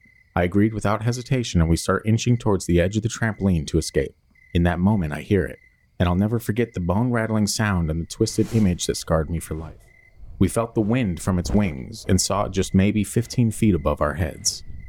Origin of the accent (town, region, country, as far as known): Texas, United States; born or raised there